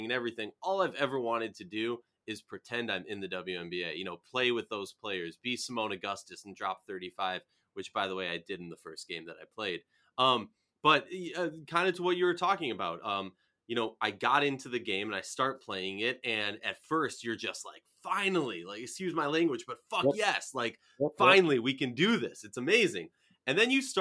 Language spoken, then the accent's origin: English; Minnesota, United States; I'm from Minnesota